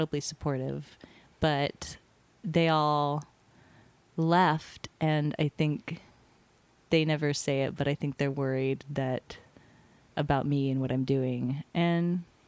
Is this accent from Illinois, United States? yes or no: no; Hawaii, United States; moved away; I'm from Hawaii